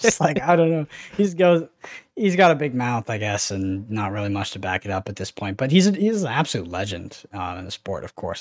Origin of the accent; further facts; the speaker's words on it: Texas, United States; I grew up in Texas